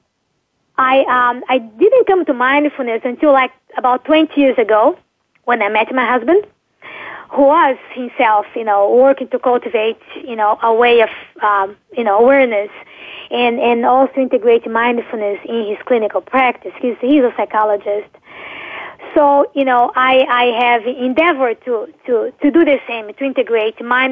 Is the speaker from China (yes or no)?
no; Brazil; moved away; I'm from Brazil